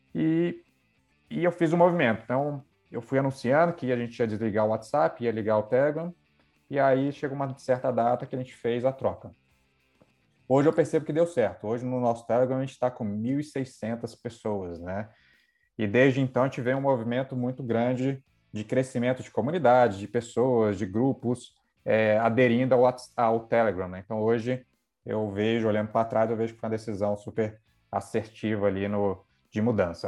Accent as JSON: {"language": "Portuguese", "town": "Brasília", "region": "Federal District", "country": "Brazil", "also_born_or_lived": "Rio de Janeiro", "moved": "as an adult", "said": "Sou de Brasília"}